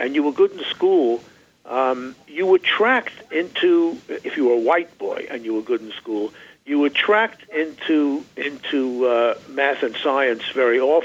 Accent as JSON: {"language": "English", "region": "New York", "country": "United States", "tie": "born or raised there", "said": "growing up in New York in the 40s"}